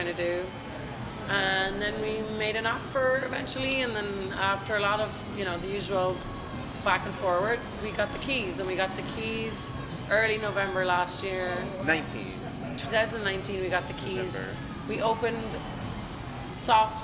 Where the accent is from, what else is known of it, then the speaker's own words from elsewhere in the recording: Ireland; now in San Francisco, United States; one from Kansas and one from Ireland